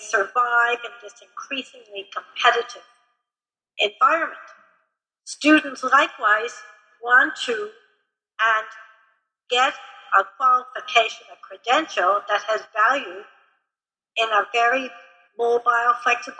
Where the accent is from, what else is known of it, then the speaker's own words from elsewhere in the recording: Chicago, Illinois, United States; I'm from Chicago